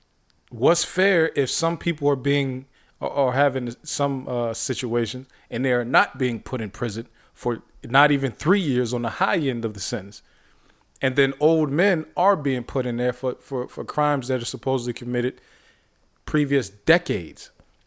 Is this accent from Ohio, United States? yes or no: yes; Ohio, United States; I'm from Ohio, but a lot of my family is from Pennsylvania. Most of my family is from PA.